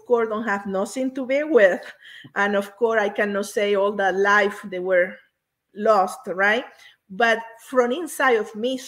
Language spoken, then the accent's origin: English; Tucupita, Delta Amacuro, Venezuela; first language Spanish; English is a second language; moved away; I am from Venezuela. Venezuela is a beautiful country where I have the privilege to have been born there. I born in a very, very small town called Tucupita.